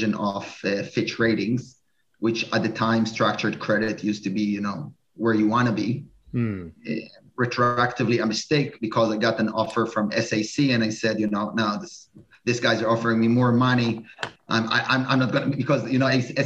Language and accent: English; Israel; moved away as an adult; also born or lived in New York; I'm originally from Israel.